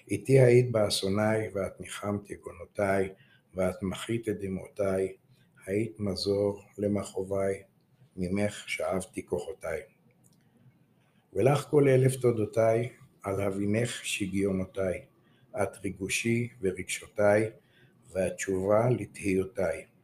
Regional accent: Tel Aviv, Tel Aviv District, Israel; אני יליד הארץ, דור רביעי, אה. תל אביבי במקור, בשורשים.

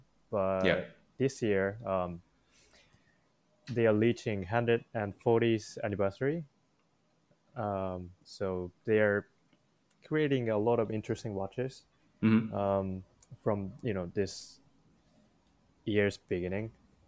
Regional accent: Japan; since I'm from Japan

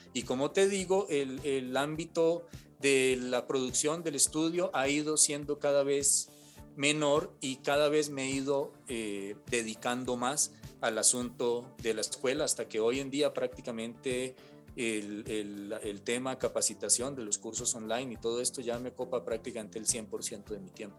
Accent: Cali, Valle del Cauca, Colombia; Cali, yo soy de Cali, y estaban recién abriendo en esa época una carrera eh, en temas de artes sonoras en un instituto, porque no existía en, mi ciudad natal, en Cali

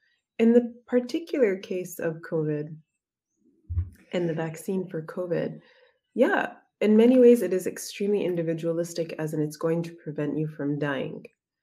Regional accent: Egypt; I mean, you come from Brazil, I come from Egypt.

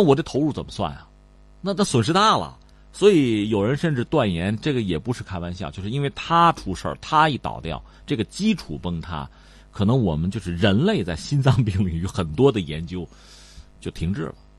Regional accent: China; 我们中国人

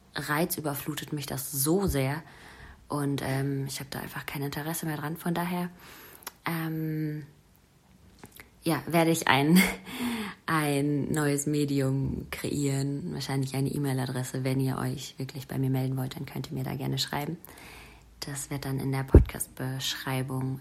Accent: Germany; moved away; meine Heimat, die Rhön, meine Wurzeln

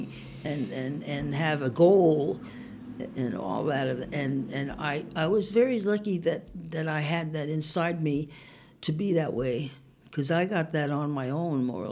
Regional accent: Connecticut, United States; moved away as an adult; also born or lived in New York; now in Italy; I was born in Connecticut, and I lived in New York

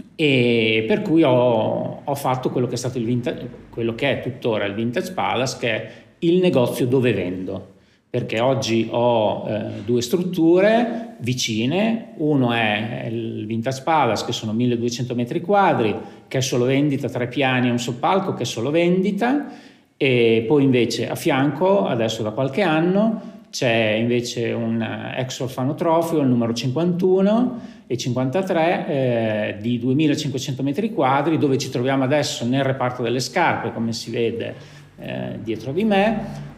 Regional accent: Lugo, Emilia-Romagna, Italy; io sono nato a Lugo, per cui ho realizzato la mia attività nel paese in cui sono nato

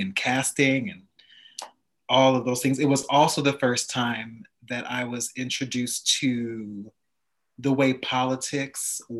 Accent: Montclair, New Jersey, United States; I grew up in Montclair, New Jersey

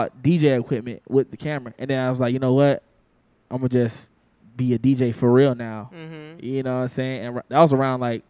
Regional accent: New Jersey, United States; also born or lived in New York; now in Atlanta, United States; I'm from Atlanta originally, but I was raised in Jersey and New York for a good period of my growing up

